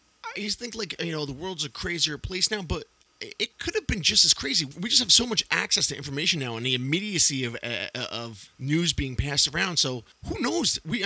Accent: Yonkers, New York, United States; T-Bone's grandparents owned a bar in Yonkers, where we both grew up, And this is back in the 80s.

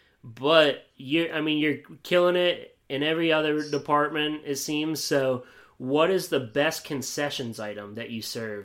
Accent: Williamsport, Pennsylvania, United States; moved away as an adult; also born or lived in Erie, Pennsylvania / Wisconsin / Maryland; now in Delaware, United States; I was born in Erie, but I didn't live there for very long. Williamsport is my hometown

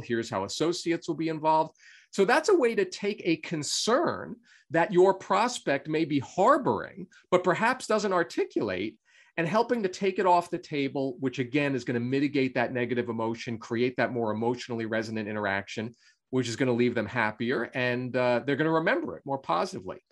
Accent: Long Island, New York, United States; I grew up on Long Island in New York in the US um, and uh, lived there really all my life until I went off to college.

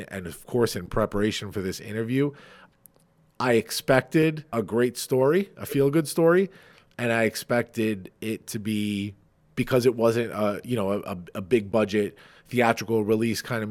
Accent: Farmingdale, United States; I host a TEDx here in my hometown of Farmingdale

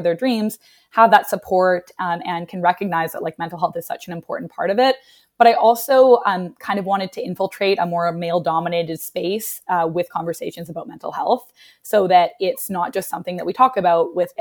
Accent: Canada; moved away as an adult; also born or lived in Vancouver, British Columbia / Nashville; now in New York, United States; as a Canadian

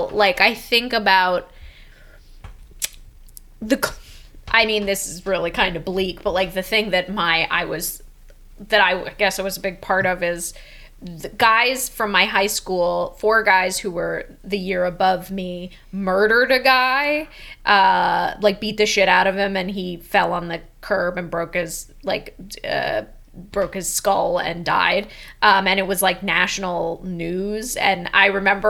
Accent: San Diego, California, United States; I'm from La Jolla, which is an affluent area of San Diego, I myself didn't grow up with a lot of money, but I went to school, a public school, with a lot of people who did

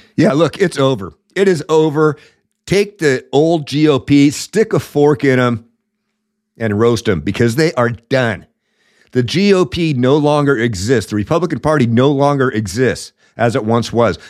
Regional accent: the Northwest, Washington, United States; I was I was raised, born and raised in the Northwest

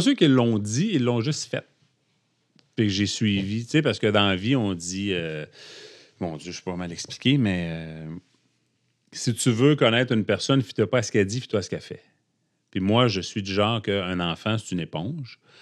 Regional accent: Abitibi, Quebec, Canada; moved away; je suis originaire de l'Abitibi

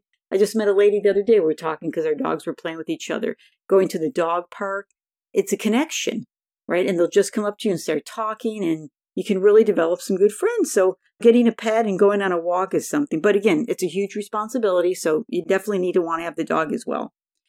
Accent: Buffalo, New York, United States; now in California, United States; When I moved to California in 1982 from Buffalo, New York, I had a hard time making friends

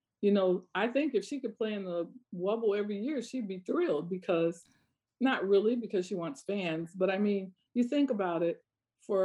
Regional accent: Iowa, United States; I grew up in Iowa

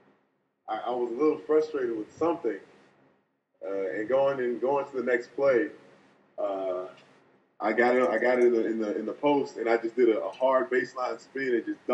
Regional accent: Jacksonville, Florida, United States; born and raised in Jacksonville.

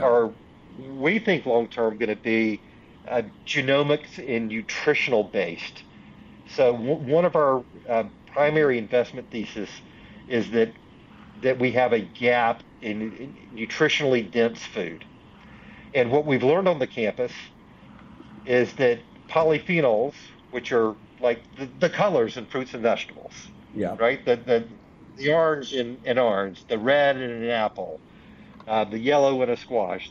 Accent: Union, South Carolina, United States; now in Kannapolis, United States; I grew up in a um, small Southern state called South Carolina, mm-hmm. uh, um, in Union, South Carolina

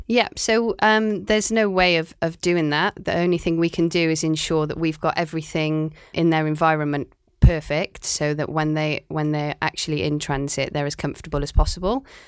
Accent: Cardiff, Wales, United Kingdom; also born or lived in Aberystwyth; now in Shanghai, China; I'm from Cardiff in Wales

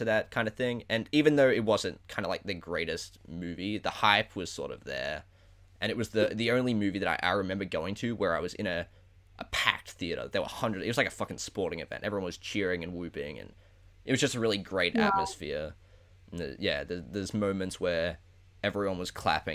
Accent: Australia; accent: Australian; I live in Australia, as you can probably tell by my accent.

